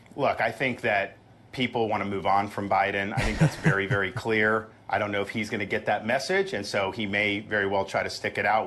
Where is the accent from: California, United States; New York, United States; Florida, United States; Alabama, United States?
Florida, United States; I was born and raised in Florida